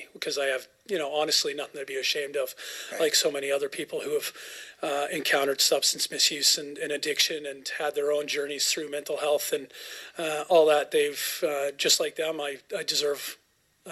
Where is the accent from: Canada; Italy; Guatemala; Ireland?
Canada; Cobble Hill, Cowichan area, British Columbia; also born or lived in Vancouver; I grew up in Caldwell Hill, Cowichan area. I was born in Vancouver, but moved here. I was still in diapers